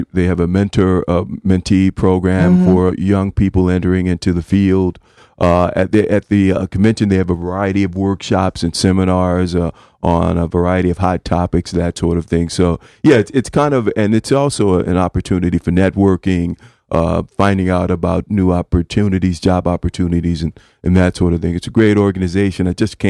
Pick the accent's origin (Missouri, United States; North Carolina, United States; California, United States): Missouri, United States; Kansas City; now in Connecticut, United States; Yeah, I'm originally from Kansas City, Missouri, and I came here and worked in Hartford with the mayor of Hartford from that time